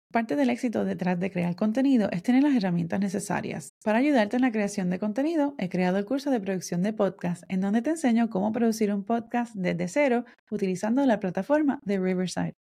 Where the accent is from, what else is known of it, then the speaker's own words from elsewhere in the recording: Puerto Rico; moved away as an adult; now in United States; yo soy de Puerto Rico, pero vivo en Estados Unidos, dejé Puerto Rico hace más de 11 años